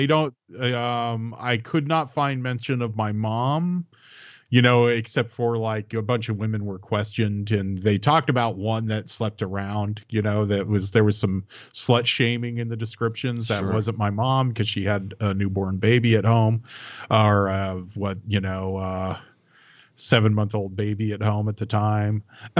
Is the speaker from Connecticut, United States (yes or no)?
no; San Francisco, California, United States; born there; Being older finally paid off in a slight way because it's like I was born in San Francisco from my gossipy mom and other things.